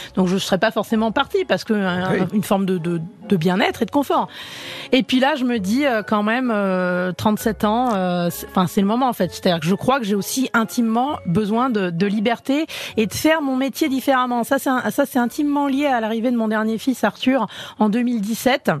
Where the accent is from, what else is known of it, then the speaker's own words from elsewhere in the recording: Enghien-les-Bains, Île-de-France, France; je viens d'Anguin-les-Bains